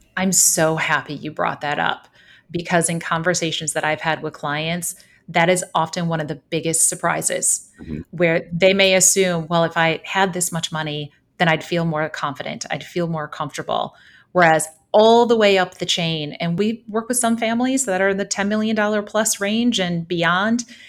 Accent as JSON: {"language": "English", "town": "Holland", "region": "Michigan", "country": "United States", "tie": "born or raised there", "moved": "yes", "said": "I grew up in southwestern Michigan in Holland, kind of across the lake from Chicago"}